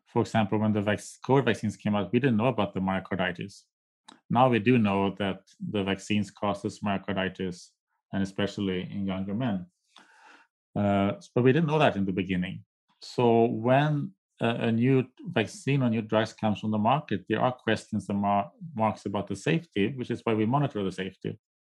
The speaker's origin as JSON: {"language": "English", "country": "Sweden", "tie": "born or raised there", "moved": "yes", "lives_now": "United States", "said": "I'm from Sweden, I'm a nati, my native country"}